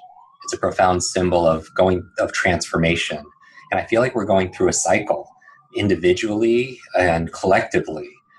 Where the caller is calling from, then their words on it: New York City, New York, United States; I'm coming in from New York City, which is an interesting place to be cocooning.